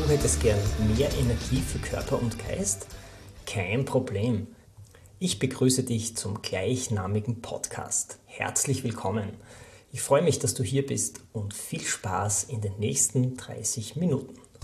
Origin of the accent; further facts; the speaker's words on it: Austria; Bei uns in Österreich